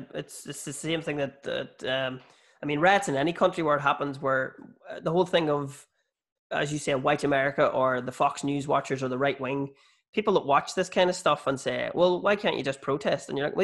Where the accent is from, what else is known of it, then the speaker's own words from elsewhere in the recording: Northern Ireland, United Kingdom; I grew up in the North.